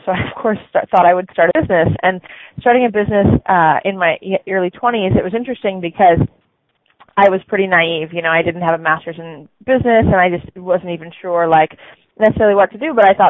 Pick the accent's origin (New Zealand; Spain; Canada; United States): United States; Santa Cruz, California; I'm from California and Santa Cruz